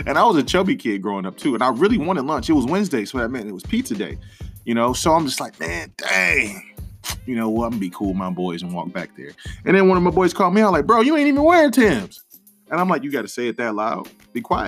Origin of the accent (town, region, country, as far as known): Detroit, Michigan, United States